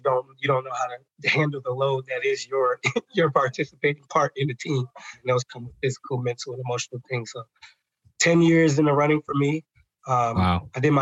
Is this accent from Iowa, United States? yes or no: no; Maryland, United States; also born or lived in Atlanta, Georgia / Nashville, Tennessee; I am from Maryland. So I get to do this job in the community that I grew up in.